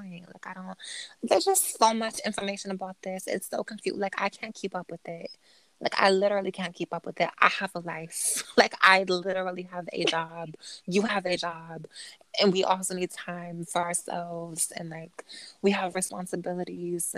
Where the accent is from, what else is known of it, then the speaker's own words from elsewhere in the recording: United States; I'm an American